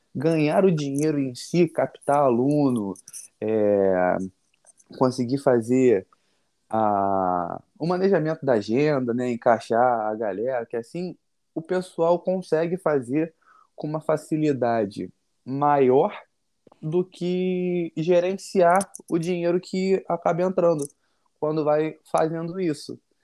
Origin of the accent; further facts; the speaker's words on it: Rio de Janeiro, Brazil; Natural do Rio, nascido e criado aqui lá na Norte